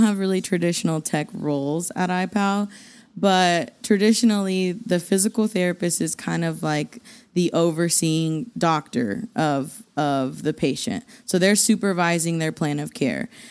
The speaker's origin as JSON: {"language": "English", "town": "Borger", "region": "Texas", "country": "United States", "tie": "born or raised there", "moved": "as an adult", "lives_now": "Amarillo, United States", "said": "Growing up in Borger, I think because I grew up in Borger and not actually Amarillo"}